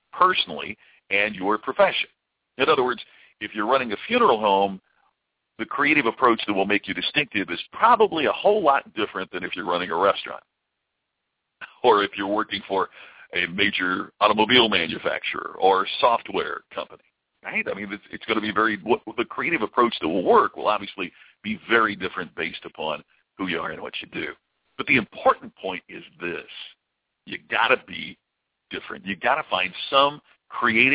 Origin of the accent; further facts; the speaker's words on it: Louisville, Kentucky, United States; I grew up in the Louisville area